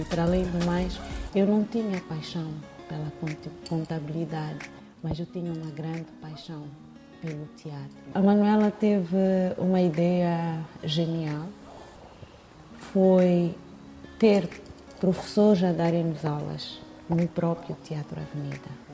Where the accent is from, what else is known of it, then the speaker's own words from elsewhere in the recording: Mozambique; no bairro onde eu cresci, onde eu nasci